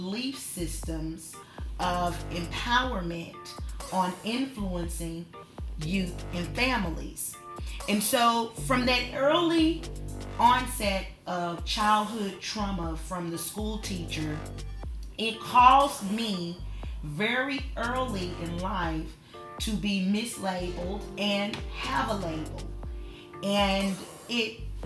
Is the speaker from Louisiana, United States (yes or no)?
no; Newport, Arkansas, United States; growing up in Newport, Arkansas, I grew up with three other siblings